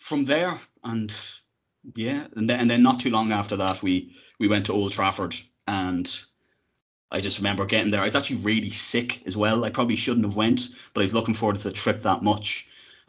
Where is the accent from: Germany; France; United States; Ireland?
Ireland; Dundalk, Leinster; growing up in Ireland, really. I obviously am from Dundalk